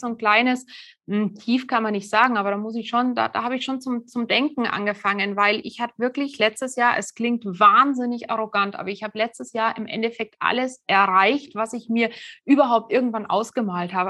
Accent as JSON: {"language": "German", "country": "Germany", "said": "bei uns in Deutschland"}